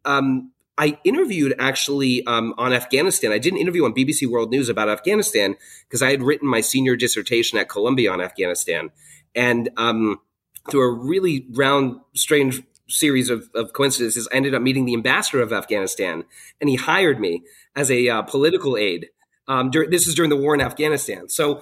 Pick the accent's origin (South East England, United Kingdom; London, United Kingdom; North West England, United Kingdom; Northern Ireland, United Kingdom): London, United Kingdom; moved away; also born or lived in Hong Kong / China; I was born in Hong Kong, and I lived there for the first 4 years of my life, which was a great experience. I then moved to London, England, and lived there for about 10 years.